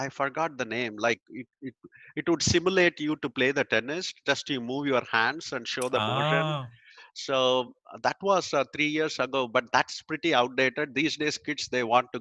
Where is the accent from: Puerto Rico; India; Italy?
India; moved away as an adult; now in United States; I grew up in India and I moved here in 2000.